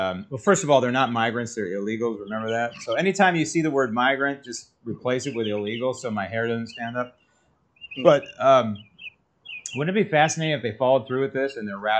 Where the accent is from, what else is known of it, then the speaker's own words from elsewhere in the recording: San Francisco, California, United States; moved away; I grew up in San Francisco